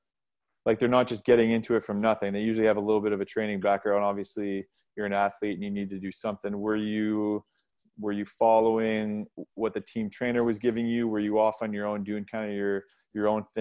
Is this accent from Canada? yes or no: yes; Ottawa, Ontario, Canada; we're from Ottawa